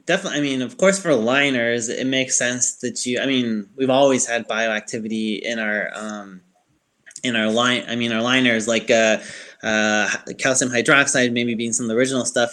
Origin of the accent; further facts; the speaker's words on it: Chicago, Illinois, United States; accent: Yankee accent; now in Alabama, United States; I'm from Chicago